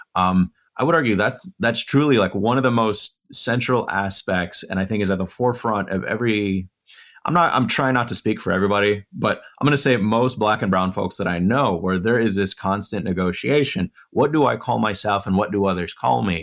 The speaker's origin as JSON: {"language": "English", "region": "West Texas", "country": "United States", "moved": "yes", "said": "I'm from West Texas"}